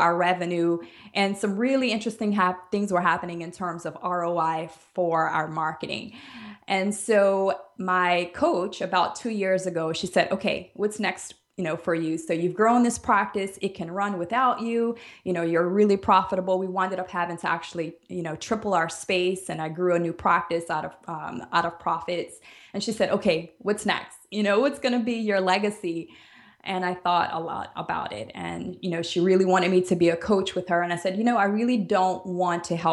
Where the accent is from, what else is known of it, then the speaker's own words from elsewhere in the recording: New Orleans, Louisiana, United States; moved away as an adult; also born or lived in Alabama; now in Jamaica; I am originally from New Orleans